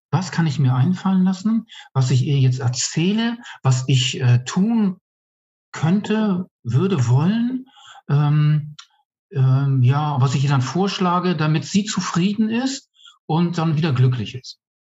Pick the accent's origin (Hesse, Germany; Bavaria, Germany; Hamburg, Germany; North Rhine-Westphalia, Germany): Hamburg, Germany; moved away as an adult; also born or lived in Bermuda; now in Chemnitz, Germany; kommen ursprünglich aus Hamburg, bin irgendwann mal auf den Bermuda-Inseln geboren, aber im sehr zarten Alter von eins dann nach Hamburg gekommen. Ähm, habe dort die Großteil meines Lebens verbracht bis 48.